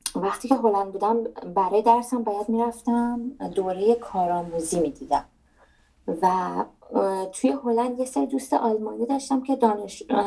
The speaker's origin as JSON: {"language": "Persian", "country": "Iran", "also_born_or_lived": "Netherlands", "moved": "as an adult", "lives_now": "Germany", "said": "من در نهایت وطنم ایرانه من ایرانیم"}